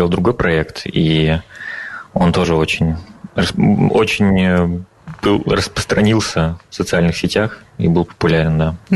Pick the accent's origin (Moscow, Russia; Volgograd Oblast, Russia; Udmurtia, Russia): Udmurtia, Russia; Kez; now in Riga, Latvia; Э, я родом с э, Северной Удмуртии. Э, это 180 километров от Ижевска, поселок Кес. Если вы слышали про такое.